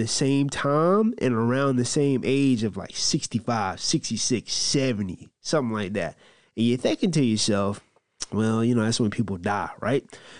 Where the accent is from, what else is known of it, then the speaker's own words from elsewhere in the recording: the South, United States; I'm from the South.